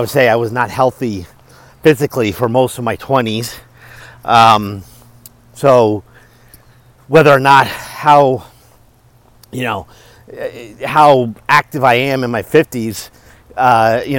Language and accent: English; Stamford, Connecticut, United States; I was born in Connecticut